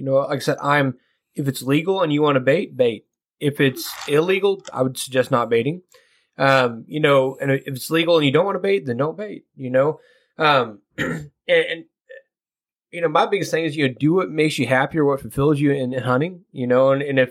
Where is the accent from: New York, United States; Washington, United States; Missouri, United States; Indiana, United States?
Missouri, United States; Kansas City; now in West Virginia, United States; I'm from Kansas City.